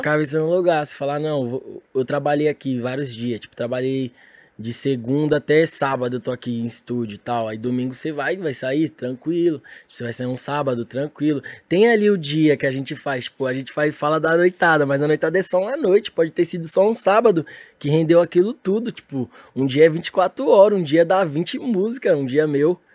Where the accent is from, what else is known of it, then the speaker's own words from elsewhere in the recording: São Paulo, Brazil; eu sou de São Paulo